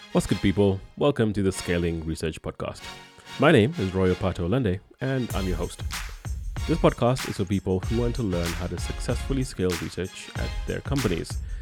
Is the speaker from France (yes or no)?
no; Kenya; moved away; I'm from Kenya